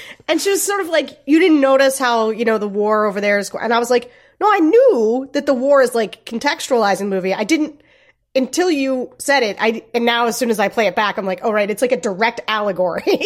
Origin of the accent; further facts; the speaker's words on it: Gettysburg, Pennsylvania, United States; I grew up near Gettysburg, right around Gettysburg